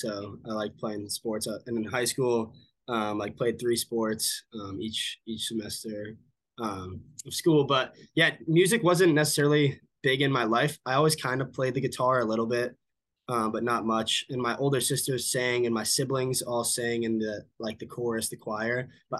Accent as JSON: {"language": "English", "region": "Pennsylvania", "country": "United States", "tie": "born or raised there", "also_born_or_lived": "California / Massachusetts", "lives_now": "Texas, United States", "said": "So I was born in Los Angeles, but when I was like very young, I moved to Pennsylvania. Okay. And then grew up a little bit between Pennsylvania and Massachusetts."}